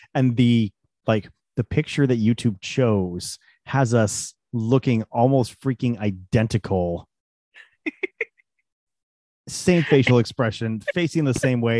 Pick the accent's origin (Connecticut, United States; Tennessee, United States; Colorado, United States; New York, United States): Colorado, United States; moved away; where we grew up in Colorado